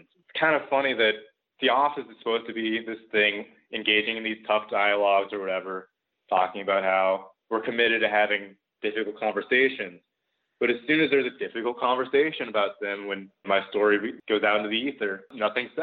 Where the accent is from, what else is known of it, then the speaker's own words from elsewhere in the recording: Seattle, Washington, United States; moved away as an adult; also born or lived in Western Massachusetts; I'm from the West Coast. I'm from the Seattle area.